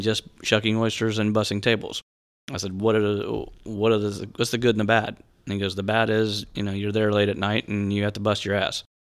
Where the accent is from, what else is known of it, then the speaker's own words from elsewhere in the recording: Tampa, Florida, United States; also born or lived in Winter Park, Florida; born and raised on Davis Island, South Tampa.